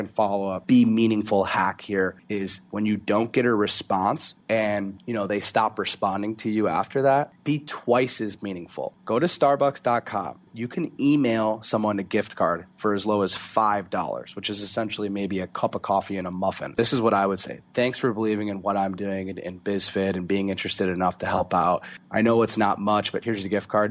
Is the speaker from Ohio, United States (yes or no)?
no; Florida, United States; I grew up in Florida